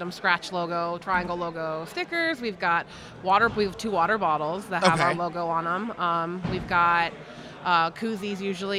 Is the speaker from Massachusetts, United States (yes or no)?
no; Alaska, United States; She's from Alaska, and I'm from Alaska.